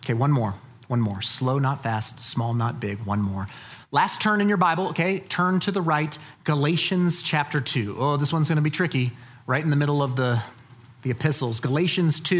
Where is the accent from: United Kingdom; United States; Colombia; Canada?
United States; Colorado Springs, Colorado; I'm from Colorado Springs. That's where I grew up